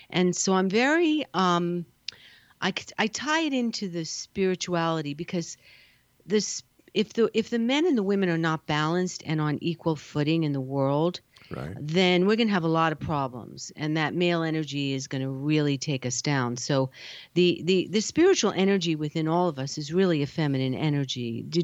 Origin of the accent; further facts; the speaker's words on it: New York, United States; now in California, United States; And then when I came to California, I'm a, I'm a New Yorker.